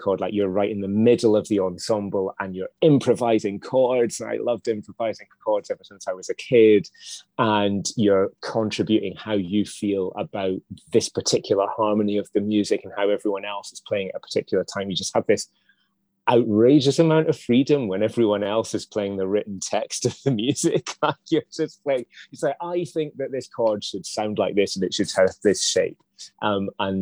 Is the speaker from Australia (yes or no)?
no; Dundee, Scotland, United Kingdom; we grew up in Dundee